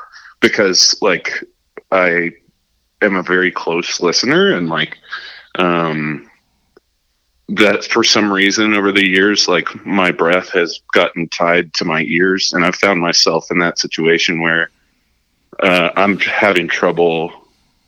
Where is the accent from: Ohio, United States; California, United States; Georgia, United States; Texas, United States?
Texas, United States; Arlington; I'm from Arlington